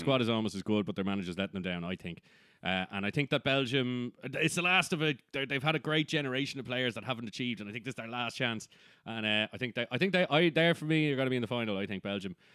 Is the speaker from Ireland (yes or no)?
yes; Ireland; we're not English